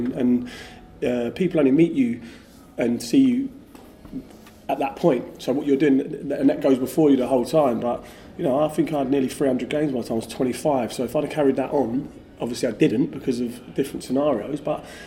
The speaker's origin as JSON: {"language": "English", "town": "Basingstoke", "region": "South East England", "country": "United Kingdom", "tie": "born or raised there", "said": "I grew up in Basingstoke, which is just outside London"}